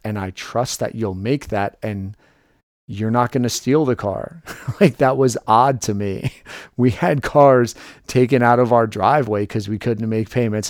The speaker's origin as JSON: {"language": "English", "town": "New York City", "region": "New York", "country": "United States", "tie": "born or raised there", "also_born_or_lived": "Delaware", "moved": "yes", "said": "I grew up in New York City"}